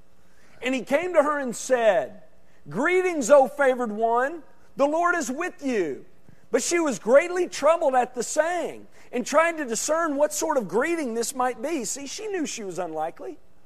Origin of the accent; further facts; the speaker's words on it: Arkansas, United States; I'm from Arkansas, and there are a lot of towns like that there. And I can say that because I'm an Arkansan.